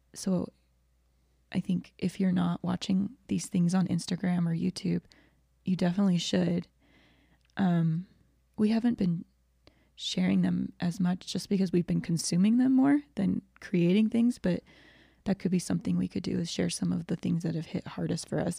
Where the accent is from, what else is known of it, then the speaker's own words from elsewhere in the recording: Georgia, United States; I grew up in Georgia, um, and I love Georgia, and I love the people there, but I grew up in a very white community